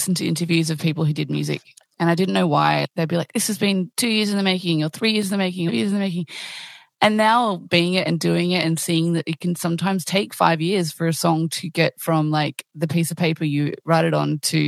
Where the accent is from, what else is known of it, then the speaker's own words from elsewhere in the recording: Australia; I'm Australian